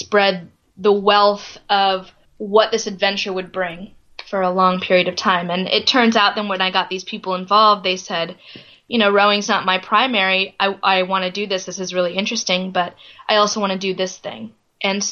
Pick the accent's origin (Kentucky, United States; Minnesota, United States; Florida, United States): Florida, United States; I grew up in Florida